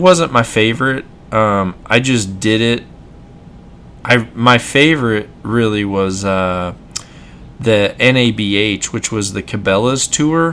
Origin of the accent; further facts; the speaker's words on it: Mississippi, United States; I'm from Mississippi